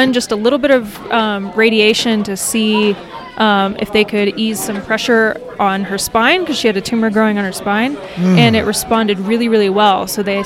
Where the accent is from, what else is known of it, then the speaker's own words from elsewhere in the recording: Georgia, United States; now in Denver, United States; We're both from Georgia